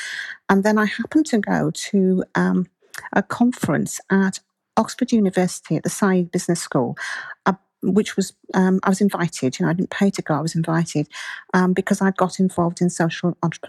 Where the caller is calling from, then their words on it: Andalusia, Spain; fine, and I'm talking to you from southern Spain.